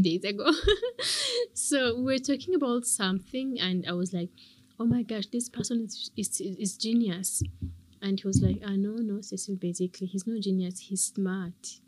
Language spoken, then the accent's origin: English; Rwanda; I love Rwanda. I love my country.